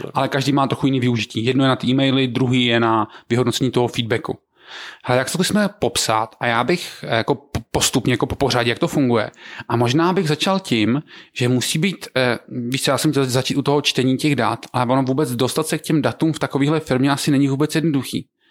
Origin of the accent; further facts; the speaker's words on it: Znojmo, South Moravian Region, Czechia; Já jsem ze Znojma